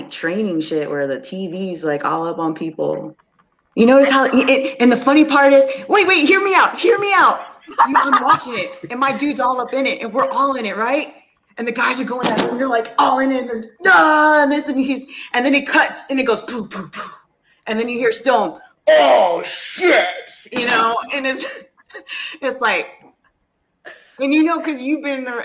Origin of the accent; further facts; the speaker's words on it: Texas, United States; I'm from Texas